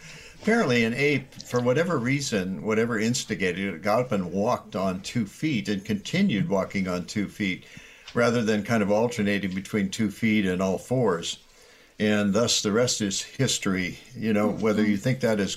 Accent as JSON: {"language": "English", "region": "Iowa", "country": "United States", "tie": "born or raised there", "said": "I grew up in Iowa"}